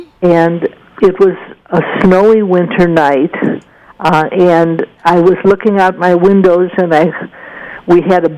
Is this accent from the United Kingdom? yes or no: yes; Scotland, United Kingdom; One of them was my temper. I'm Scottish, and I felt that artists were being misunderstood and mistreated.